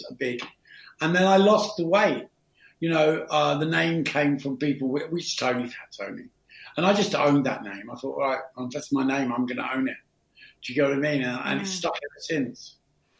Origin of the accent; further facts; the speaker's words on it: London, United Kingdom; also born or lived in Pimlico; I was born in Pimlico, but grew up in Battersea. So we moved to Battersea when I was like 7, I think, or 8